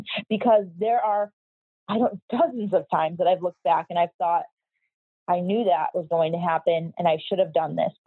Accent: Chicago, Illinois, United States; moved away as an adult; now in Miami Beach, United States; I'm from Chicago

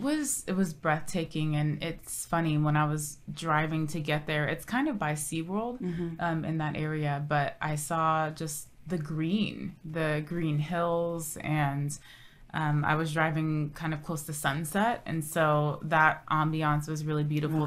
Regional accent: Orange County, Southern California, United States; moved away as an adult; also born or lived in Odessa, Texas; now in San Antonio, United States; born and raised in Southern California, Orange County

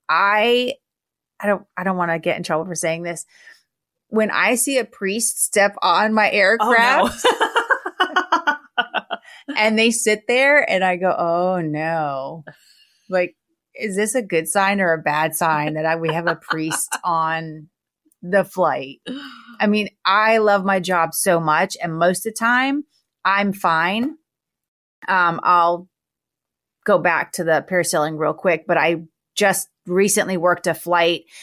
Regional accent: Florida, United States; growing up in Florida

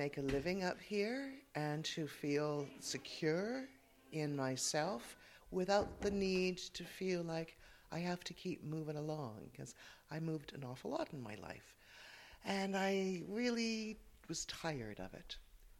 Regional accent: Toronto, Ontario, Canada; accent: Canadian; moved away as an adult; also born or lived in Wicklow, Ireland; now in Drumshambo, Ireland; Well, I am Irish born. I was born in Wicklow, and we emigrated as a family to Toronto, so this is a Canadian accent. And I returned to Ireland 20 years ago last September.

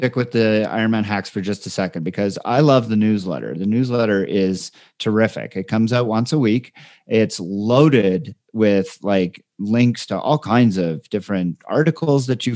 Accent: Canada; as a Canadian

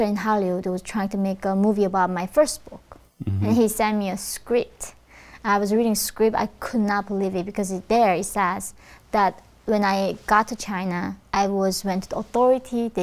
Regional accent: North Korea; moved away; when I was born in North Korea

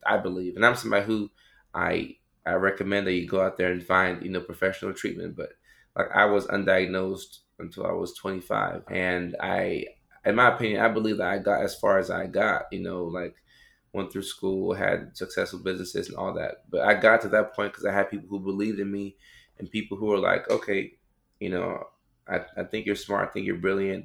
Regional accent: Ghana; I come from Ghana, West Africa

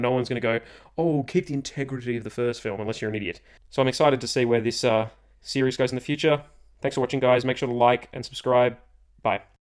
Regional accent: Australia; being Australian

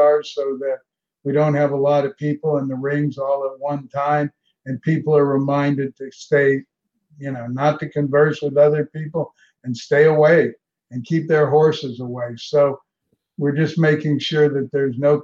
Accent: Ocala, Florida, United States; now in Palm Beach, United States; I grew up in Ocala

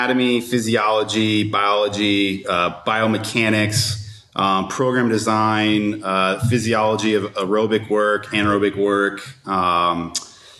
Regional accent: Costa Mesa, California, United States; I grew up in Costa Mesa, California

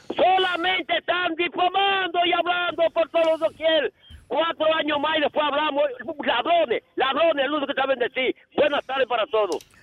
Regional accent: Dominican Republic; como dominicano

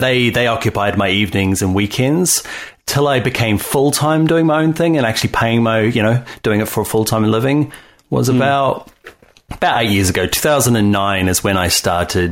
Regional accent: New Zealand; moved away as an adult; now in Ireland; I am originally from New Zealand.

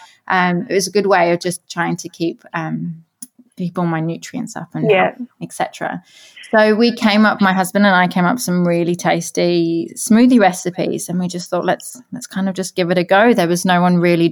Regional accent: England, United Kingdom; moved away as an adult; also born or lived in Newcastle; now in New Zealand; I grew up in England with an Irish mother

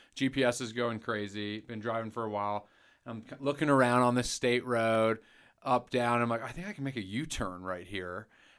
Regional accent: North Carolina, United States; also born or lived in New York City, United States; North Carolina. But I was born in New York, New York City.

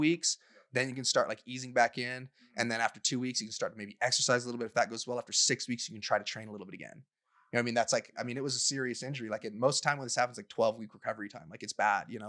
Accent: Utah, United States; growing up in Utah

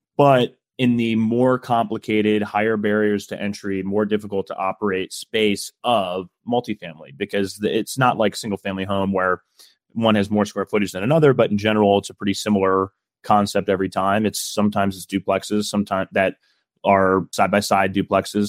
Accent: Midwest, United States; I'm from the Midwest

